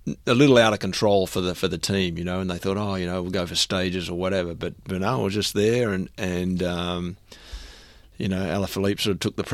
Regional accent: Melbourne, Victoria, Australia; I grew up here in Melbourne

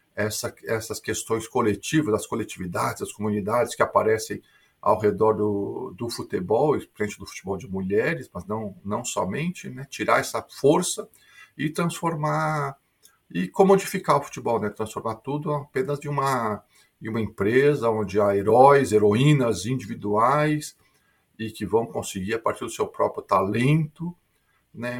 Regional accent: Porto Alegre, Rio Grande do Sul, Brazil; moved away as an adult; also born or lived in São Paulo; now in Sydney, Australia; eu sou brasileiro de Porto Alegre, mas fiz minha formação acadêmica

